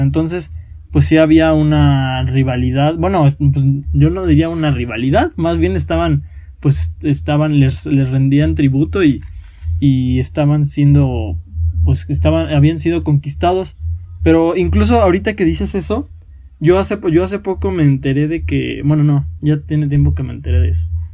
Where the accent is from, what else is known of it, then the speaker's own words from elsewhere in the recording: Mexico; somos mexicanos, entonces tenemos raíces indígenas